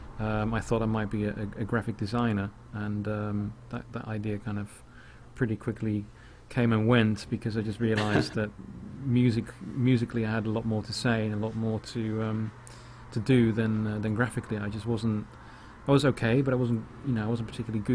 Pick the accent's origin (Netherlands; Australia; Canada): Netherlands; moved away; also born or lived in The Hague, Netherlands; I'm originally from Holland, so I was living in The Hague in Holland